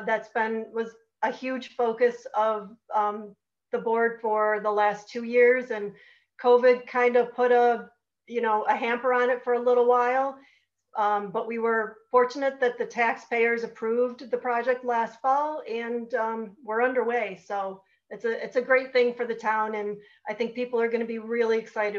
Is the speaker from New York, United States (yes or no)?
yes; Marcellus, New York, United States; is born and raised in Marcellus. My husband and I live here.